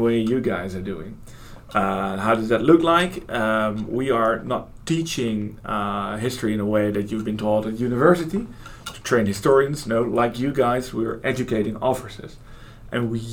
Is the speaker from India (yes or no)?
no; Holland, Netherlands; I'm from Holland